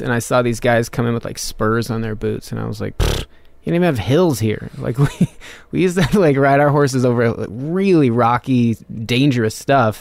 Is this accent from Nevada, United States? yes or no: yes; Reno, Nevada, United States; Reno, well, like fifteen miles north of Reno, Nevada.